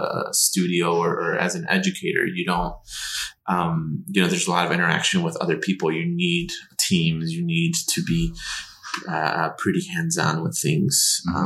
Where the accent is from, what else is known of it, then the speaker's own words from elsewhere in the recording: Chicago, Illinois, United States; I'm from Chicago.